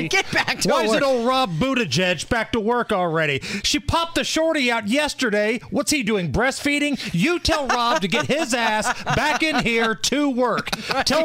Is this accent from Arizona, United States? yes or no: no; Beech Grove, Indiana, United States; He killed a cop in my hometown of Beech Grove, Indiana.